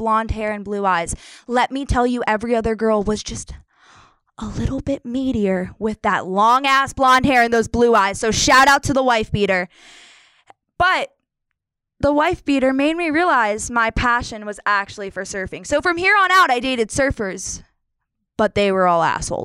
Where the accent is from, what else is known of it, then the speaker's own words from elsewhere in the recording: Pennsylvania, United States; I'm from Pennsylvania